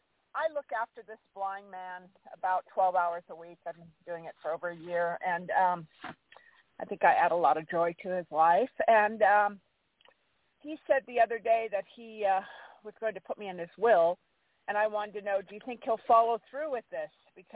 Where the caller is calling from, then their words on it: California, United States; Hi, this is …, and I'm in California.